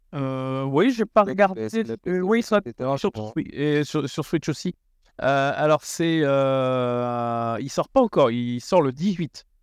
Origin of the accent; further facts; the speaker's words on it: the North, northern France, France; on est du Nord, donc on dit wagon